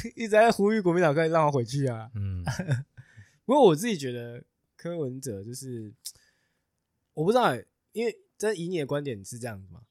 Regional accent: Taichung, Taiwan; 我是台中人

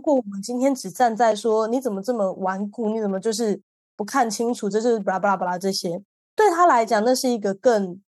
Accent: Taiwan; 我们是台湾人

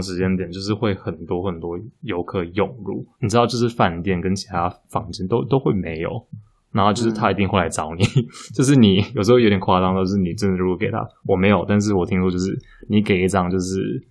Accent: Kaohsiung, Taiwan; moved away; also born or lived in Taipei; 我是高雄人嘛。其实前一段时间我，我其实在高雄待了一阵子

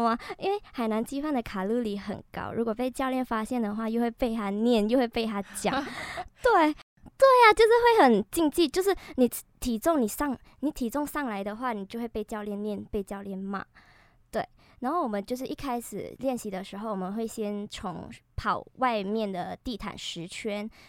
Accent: Malaysia; moved away as an adult; now in Taiwan; 我是马来西亚人。

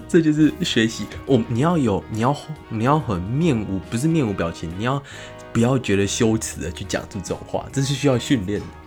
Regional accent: Tainan, Taiwan; 我是台南人嘛

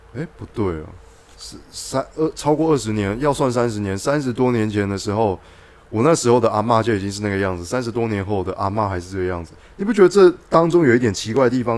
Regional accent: Guanmiao, Tainan, Taiwan; 我小时候是在那个菜市场那边租， 租哥亮的录音带

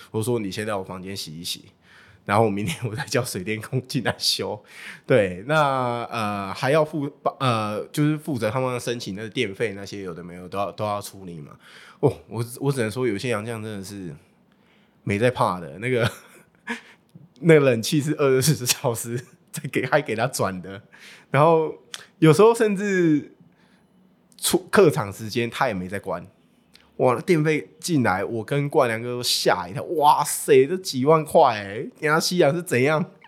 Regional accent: Taiwan; 那时候的英文能力 大概就是一般台湾人这样

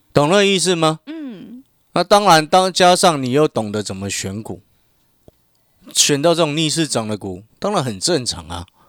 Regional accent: Hualien, Hualien County, Taiwan; now in Taipei, Taiwan; 我从小在花莲长大，然后呢，因为花莲人不多嘛

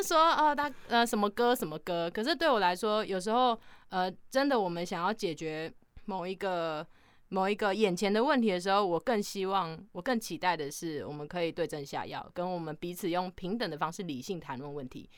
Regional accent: Yilan County, Taiwan; now in Taipei, Taiwan; 我是来自 宜兰

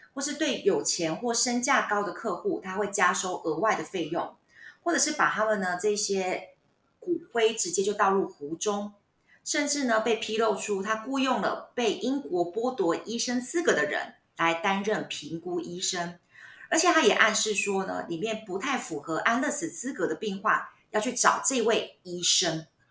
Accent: Taiwan; 所以我们台湾人现在有很多的长辈，有时候会讲到这个东西

